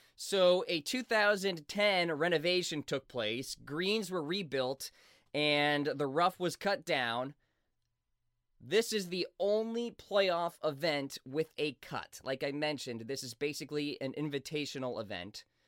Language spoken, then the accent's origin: English; New England, United States; I'm from New England